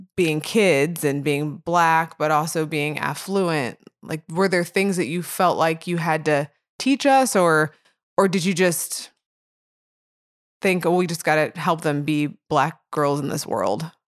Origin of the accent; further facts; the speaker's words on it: Edwardsville, United States; I grew up in Edwardsville